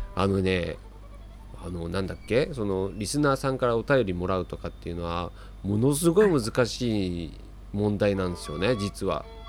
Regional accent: Tokyo, Japan; 僕生まれも育ちも東京なんですけども

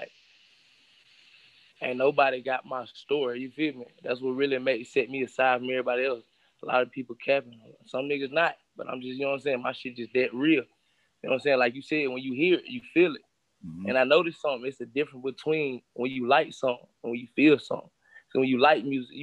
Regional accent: Charlotte, North Carolina, United States; When I grew up on the north side, I was raised in here in Valley. You know what I'm saying? So north side of Charlotte

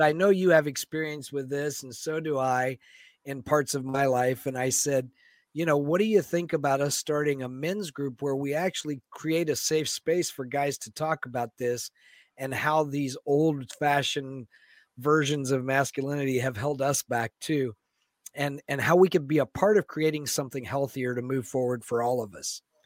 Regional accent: Florida, United States; moved away as an adult; now in Seattle, United States; growing up in Florida

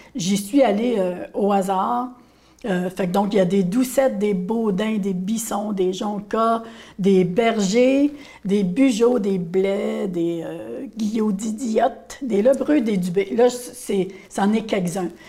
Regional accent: Grande-Rivière, Quebec, Canada; je viens de Petit beau

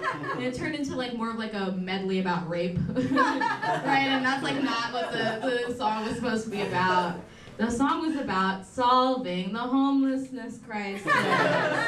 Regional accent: India; Being Indian is trendy now, but wasn't when I was growing up.

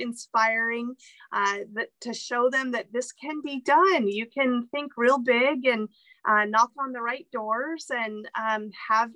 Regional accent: Arizona, United States; also born or lived in Mexico; we were raised in Arizona

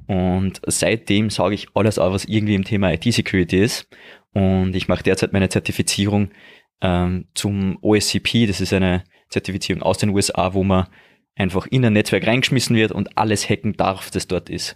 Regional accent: Austria; bei uns in Österreich

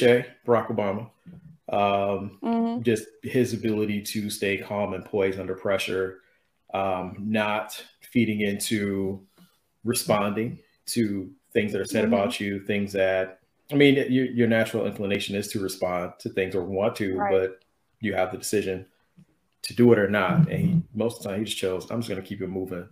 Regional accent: Detroit, Michigan, United States; moved away as an adult; also born or lived in Colorado; now in Chicago, United States; born and raised in Detroit

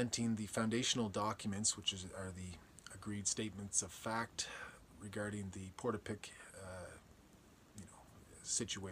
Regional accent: Guysborough, Nova Scotia, Canada; growing up in Guysborough

